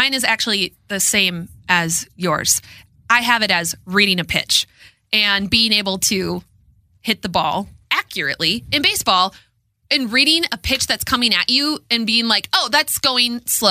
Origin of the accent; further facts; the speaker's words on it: Minnesota, United States; it was invented in Minnesota? Either in my hometown or next to my hometown.